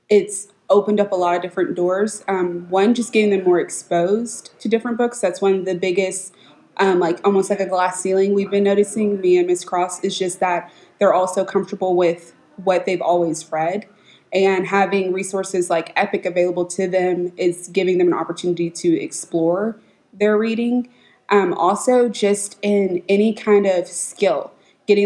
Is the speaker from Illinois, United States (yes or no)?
no; Richardson, Texas, United States; also born or lived in Dallas, Texas; I'm from Dallas, Texas. I grew up in Richardson ISD.